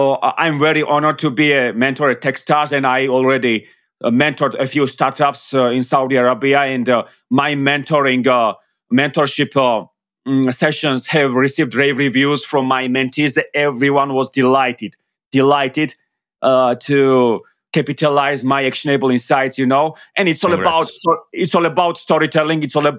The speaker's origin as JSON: {"language": "English", "country": "Georgia", "second_language": "English", "said": "because of course I come from Georgia, and I'm very proud of where I come from."}